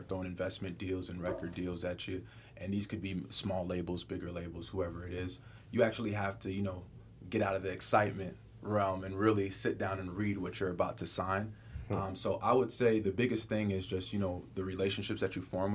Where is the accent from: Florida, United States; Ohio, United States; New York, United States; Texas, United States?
Florida, United States; West Palm Beach; also born or lived in Denver, Colorado / Boca Raton, Florida; I'm from West Palm Beach, Florida.